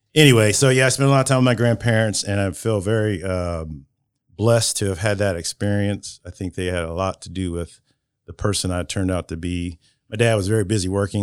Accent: Marion, United States; I was born in Marion General Hospital

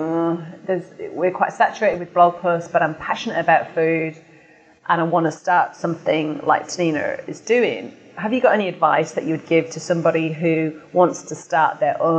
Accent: United Kingdom; And I'm obviously, you can tell by my accent, from the UK.

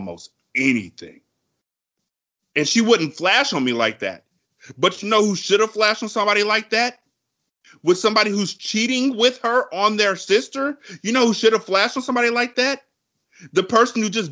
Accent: California, United States; I'm from Cali and my family's up in Washington

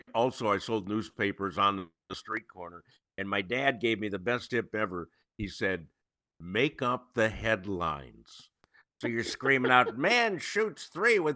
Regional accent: Cleveland, Ohio, United States; moved away; I grew up in Cleveland, so I had a big Chief Wahoo flag outside of my house

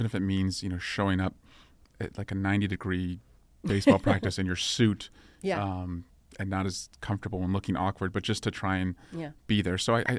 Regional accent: Dublin, California, United States; And so I wanted to move back after law school to where I grew up in Scrublin.

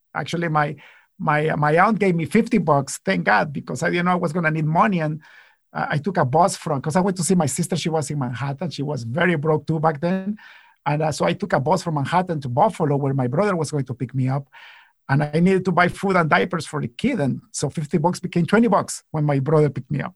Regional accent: Guatemala; now in Canada; I come from Guatemala

